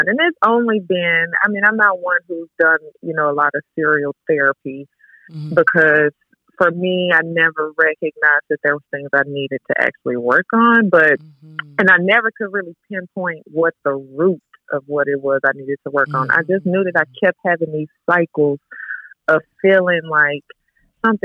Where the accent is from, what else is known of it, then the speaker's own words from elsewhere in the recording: Arkansas, United States; now in Dallas, United States; I'm originally from Arkansas, but I'm currently living in Dallas.